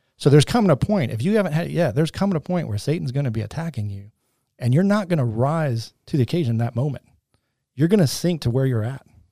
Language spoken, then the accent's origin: English; Michigan, United States; moved away as an adult; also born or lived in North Carolina; we grew up in Michigan, and now we're living in North Carolina as nineteen year olds